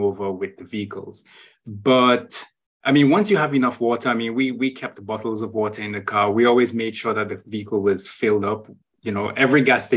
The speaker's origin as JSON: {"language": "English", "country": "Trinidad & Tobago", "also_born_or_lived": "Brazil", "moved": "as an adult", "lives_now": "Saudi Arabia", "said": "I started off in Trinidad and Tobago, which is my home country"}